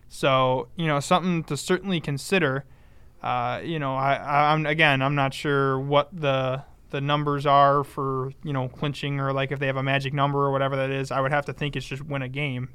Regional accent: Buffalo, New York, United States; I'm from Buffalo

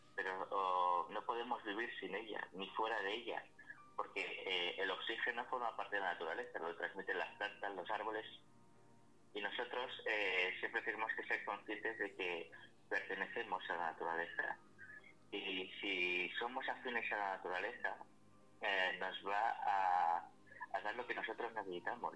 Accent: Alcalá, Spain; aquí en Alcalá de mi pueblo

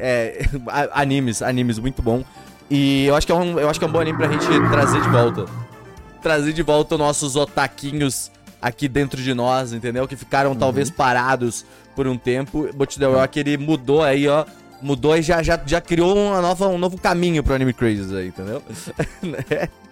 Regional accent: Brazil; eu não sou de São Paulo, não sou do, dos grandes centros, sabe? Tipo, eu sou bem do interior, na verdade

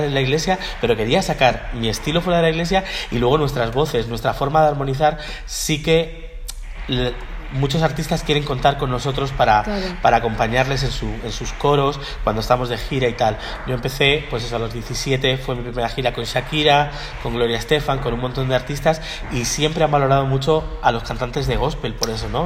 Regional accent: Miami, Florida, United States; moved away; Yo me crié en Miami, en allí en Florida

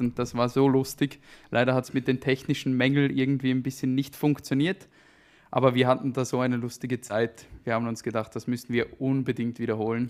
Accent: Bern, Switzerland; obwohl das wir die Hauptstadt sind.

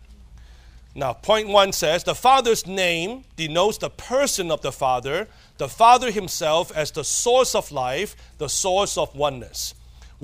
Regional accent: Hong Kong; I'm a Chinese from Hong Kong

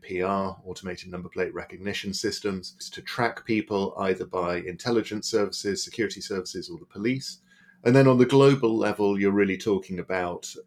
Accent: Berlin, Germany; moved away; I grew up in West Berlin during the Cold War.

